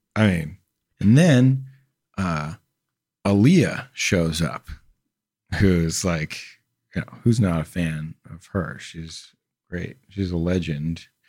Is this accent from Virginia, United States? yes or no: no; New York City, New York, United States; also born or lived in Queens; I grew up in Manhattan